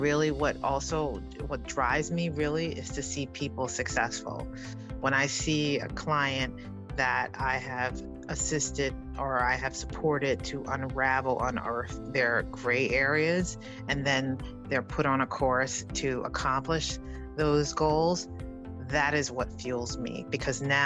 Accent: New York City, New York, United States; growing up in the South Bronx in Harlem

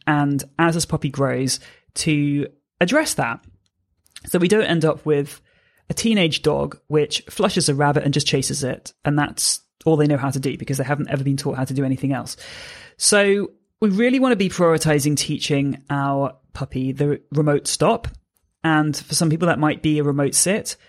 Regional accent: United Kingdom; I'm a British force-free gun dog trainer

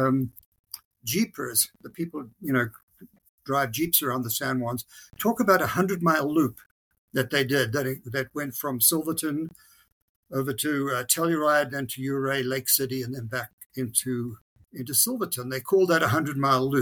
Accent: Zimbabwe; moved away as an adult; now in Colorado, United States; I grew up, I was born in Africa, in what was then Rhodesia as a country, became Zimbabwe

